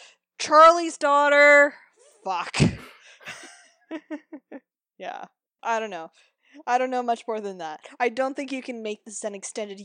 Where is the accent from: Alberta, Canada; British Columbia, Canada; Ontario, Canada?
British Columbia, Canada; Duncan; Which, again, I'm from Duncan. Relatable.